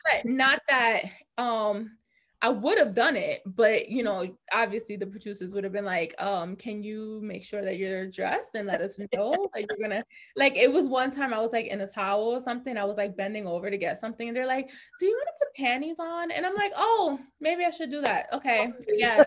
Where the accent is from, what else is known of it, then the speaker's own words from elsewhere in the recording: New York City, New York, United States; I'm from the Bronx. I was born in the Bronx. I lived there until I was like 12 years old, and then I still went to high school in the Bronx.